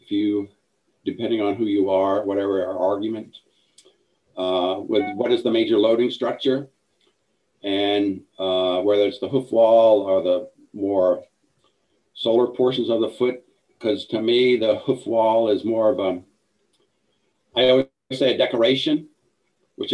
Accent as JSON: {"language": "English", "region": "Northern Maine", "country": "United States", "tie": "born or raised there", "also_born_or_lived": "Galveston / New York City / Idaho", "moved": "as an adult", "said": "I grew up in Northern Maine"}